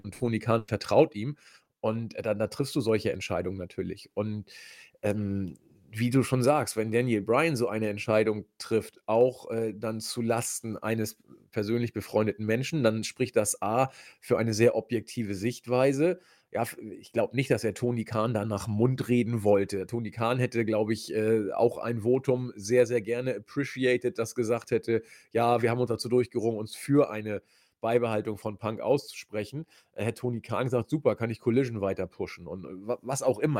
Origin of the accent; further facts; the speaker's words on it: Hamburg, Germany; accent: spitzes S (Hamburg); ich komme ja aus Hamburg, da ist das S immer spitz